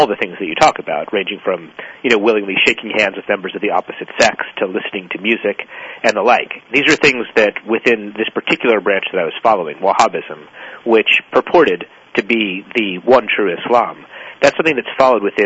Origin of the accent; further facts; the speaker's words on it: Ashland, Oregon, United States; my hometown of Ashland, Oregon